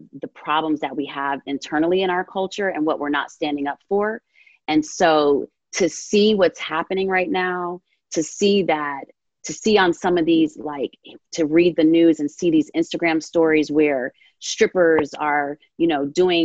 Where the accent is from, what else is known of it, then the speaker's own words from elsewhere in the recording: New Jersey, United States; I grew up in North Jersey